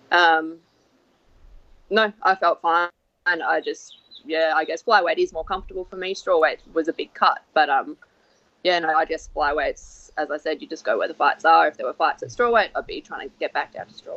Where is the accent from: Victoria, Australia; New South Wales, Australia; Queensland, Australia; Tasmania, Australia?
Queensland, Australia; Sunshine Coast; I'm from the Sunshine Coast, which is only 2 hours north